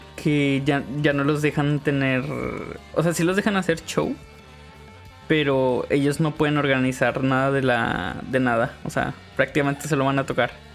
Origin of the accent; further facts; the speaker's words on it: northern Mexico, Mexico; somos muy norteños